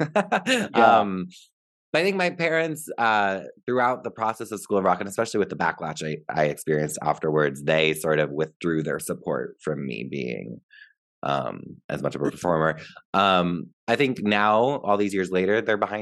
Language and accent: English; Pequannock, New Jersey, United States; I grew up in a town called Pequannock, New Jersey.